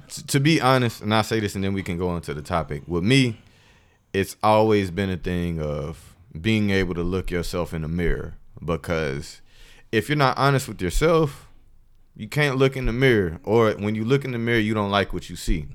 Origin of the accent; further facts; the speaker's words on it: Columbus, Georgia, United States; I'm from Columbus, Georgia, by the way. Shout out to seven oh six.